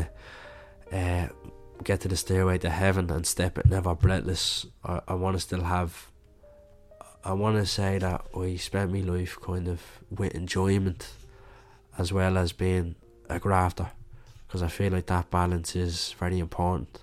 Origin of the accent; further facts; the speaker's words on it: Dublin, Leinster, Ireland; growing up in Catholic Dublin or Catholic Ireland, you're growing up with religion